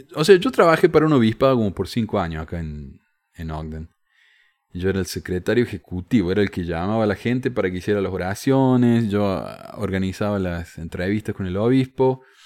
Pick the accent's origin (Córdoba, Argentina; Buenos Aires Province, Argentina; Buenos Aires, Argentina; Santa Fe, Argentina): Córdoba, Argentina; accent: cordobés; mi acento cordobés